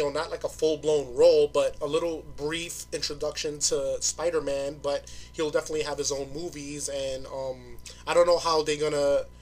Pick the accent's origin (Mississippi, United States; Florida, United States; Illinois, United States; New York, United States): New York, United States; New York City; I'm from Brooklyn.